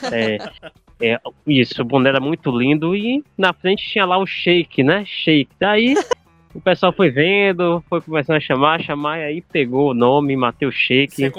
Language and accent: Portuguese; Salvador, Bahia, Brazil; Sou da, de Salvador, Bahia